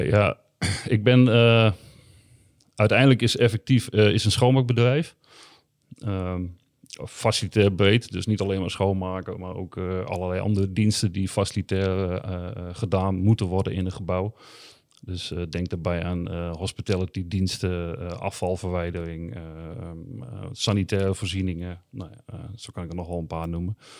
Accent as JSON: {"language": "Dutch", "region": "Groningen", "country": "Netherlands", "tie": "born or raised there", "said": "ik kom uit de Indische buurt"}